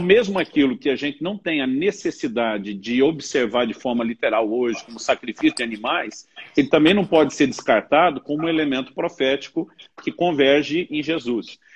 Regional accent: Campinas, São Paulo, Brazil; Campinas, cidade onde me criei

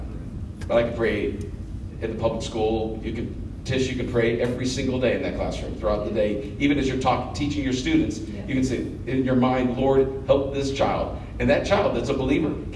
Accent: United States; Being an American

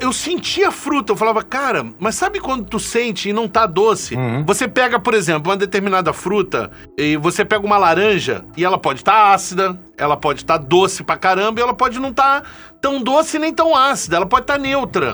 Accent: Rio de Janeiro, Brazil; moved away as an adult; now in Paraguay; eu também sou do Rio

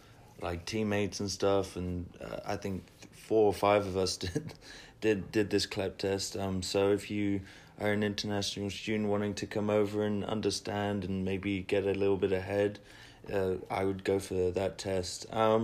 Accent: England, United Kingdom; moved away; because I came from England myself, and I didn't really know too much about the system as well

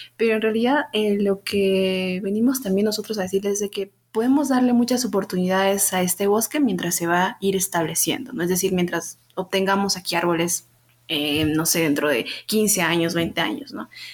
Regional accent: Huancayo, Junín, Peru; moved away as an adult; also born or lived in Lima; decidí volver aquí a, a Huancayo, de donde soy yo, y poder este, conocer más de mi, de mi ciudad

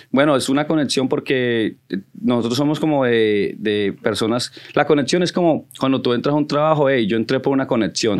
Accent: Connecticut, United States; also born or lived in Colombia; now in New York, United States; donde yo me crié en Connecticut

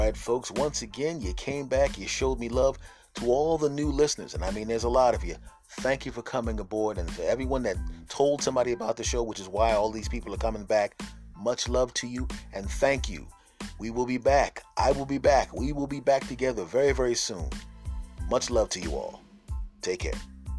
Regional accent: Philadelphia, Pennsylvania, United States; I'm originally from Philadelphia

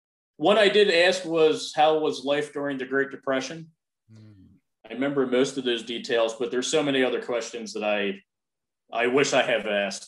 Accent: Maple Shade, New Jersey, United States; also born or lived in Medford, New Jersey; Purely born and raised in southern New Jersey in a small town called Maple Shade. About a half hour south of Philadelphia, Pennsylvania.

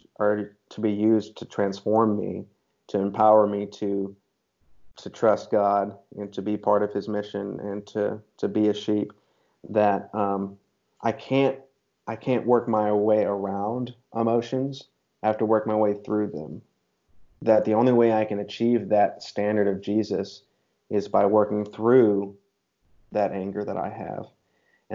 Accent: United States; as an American man

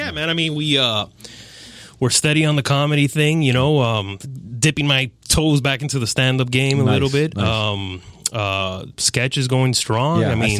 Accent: Hialeah, Florida, United States; I was born here, yeah. Born and raised in Hialeah Hospital.

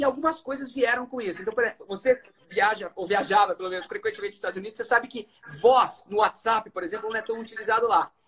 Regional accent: Londrina, Paraná, Brazil; moved away as an adult; eu saí de Londrina, no norte do Paraná

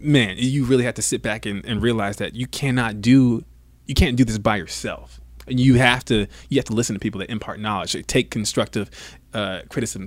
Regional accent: Savannah, Georgia, United States; also born or lived in Bradenton, Florida / Atlanta, Georgia; Born in Bradenton, Florida, raised in Savannah, Georgia. Then I moved to right outside of Atlanta

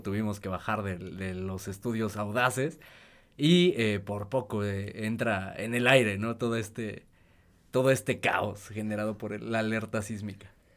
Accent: Mexico; Acá en, México

